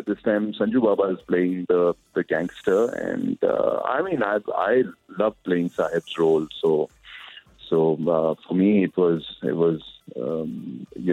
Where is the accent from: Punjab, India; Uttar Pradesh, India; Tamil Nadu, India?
Punjab, India; I'm being from Punjab